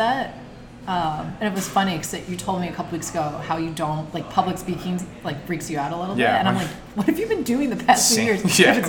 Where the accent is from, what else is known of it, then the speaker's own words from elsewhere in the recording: Glendale, Wisconsin, United States; I grew up in Wisconsin, right outside Milwaukee, like the suburb, northern suburbs of Milwaukee.